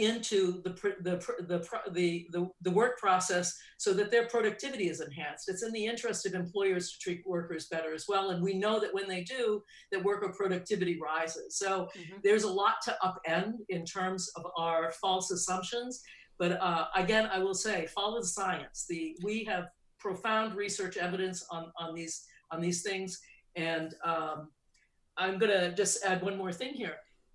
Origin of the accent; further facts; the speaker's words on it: New England, United States; I grew up in New England